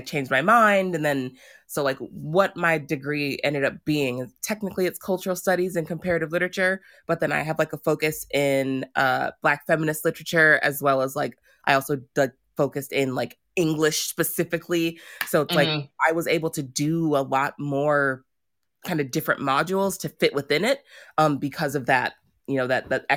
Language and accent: English; United States; I was raised in the American system